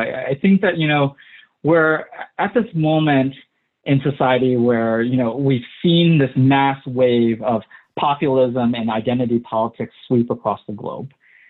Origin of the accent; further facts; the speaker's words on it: South Sumatra, Indonesia; born there; So I was born in South Sumatra, Indonesia, and I was adopted.